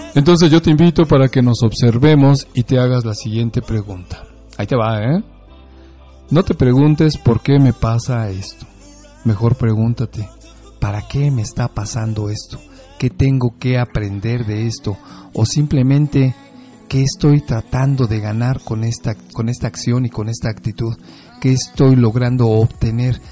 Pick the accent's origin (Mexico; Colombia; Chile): Mexico; los mexicanos no somos tan directos